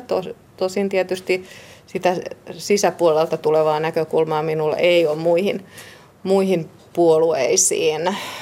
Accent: Vantaa, Uusimaa, Finland; also born or lived in Helsinki; Perheeni, siis veljeni, vanhempani ja minä muutimme Helsingin maalaiskuntaan silloin, kun olin aika pieni

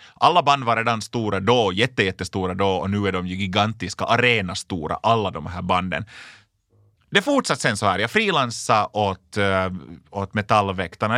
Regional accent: Lapinjärvi, Uusimaa, Finland; Jag kommer alltså från en liten, liten by som heter Linkoski i Lappträsk i östra Nyland

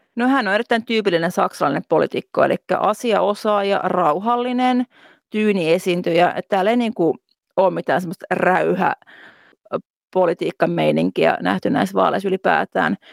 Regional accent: Finland; moved away as an adult; now in Berlin, Germany

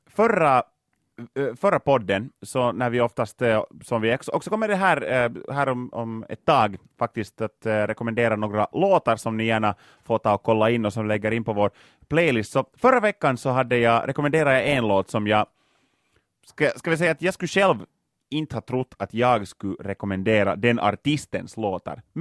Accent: Lapinjärvi, Uusimaa, Finland; Inte så många fanns det inte faktiskt hemma i Lappträsk.

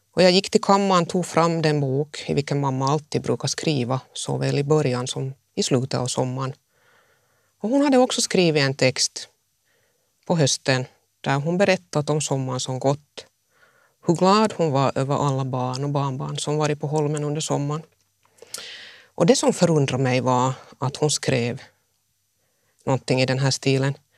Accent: Jakobstad, Ostrobothnia, Finland; also born or lived in Mässkär / Helsinki; jag tog mig genast hem till Jakobstad

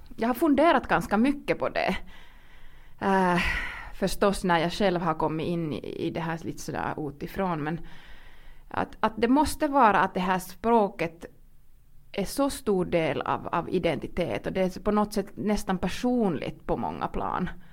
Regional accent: Kuopio, North Savo, Finland; first language Finnish; Swedish is a second language; moved away; Jag är ursprungligen från Kuopio, östra Finland och var såna, förstås gick i skolan med det som vi väldigt tydligt kallade för tvångssvenskan

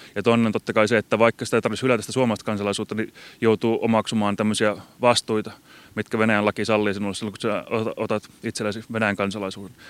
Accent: Imatra, South Karelia, Finland; first language Finnish; also born or lived in Lappeenranta; minä olen syntynyt ja kasvanut Suomessa.

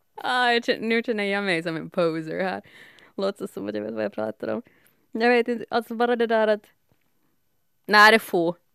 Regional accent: Helsinki, Uusimaa, Finland; also born or lived in Espoo; jag är född i Helsingfors, mm. uppvuxen stor del, halva livet Esbo, halva livet Helsingfors

